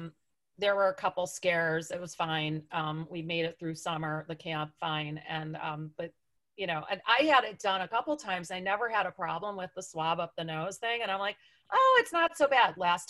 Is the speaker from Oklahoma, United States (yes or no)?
no; Buffalo, New York, United States; accent: Buffalo; Really hard to get rid of my accent and to hear that I still have one because I'm from Buffalo. And let me tell you, that's an accent like no other.